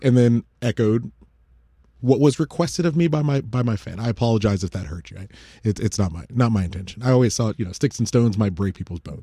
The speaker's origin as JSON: {"language": "English", "country": "United States", "said": "as an American citizen"}